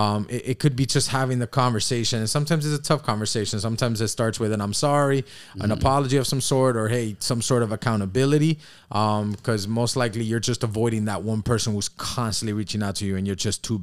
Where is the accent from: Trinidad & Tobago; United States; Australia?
United States; Miami Beach, Florida; I grew up here on South Beach.